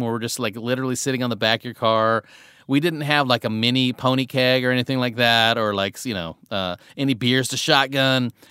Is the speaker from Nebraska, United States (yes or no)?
yes; Tecumseh, Nebraska, United States; now in Los Angeles, United States; you grew up in a small town in Nebraska like I did.